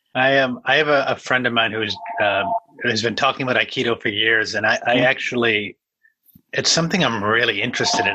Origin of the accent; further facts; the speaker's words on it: New England, United States; I'm I'm I'm from New England